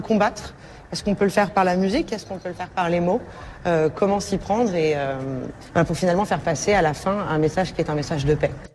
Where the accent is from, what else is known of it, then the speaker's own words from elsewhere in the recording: France; on est Français